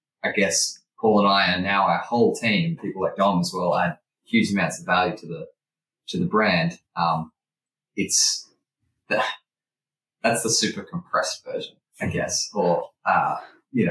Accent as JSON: {"language": "English", "town": "Sydney", "region": "New South Wales", "country": "Australia", "tie": "born or raised there", "said": "I grew up in Sydney"}